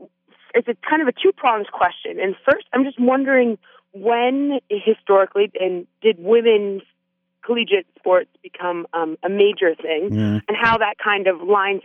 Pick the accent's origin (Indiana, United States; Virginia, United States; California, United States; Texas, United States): Virginia, United States; Charlottesville; now in Lexington, Virginia, United States; I am originally from Charlottesville, Virginia, and I played lacrosse in college at Hofstra University.